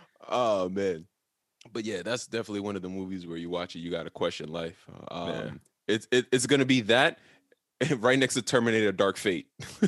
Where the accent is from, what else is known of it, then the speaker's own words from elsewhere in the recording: Bronx, New York, United States; Also, I'm from the Bronx.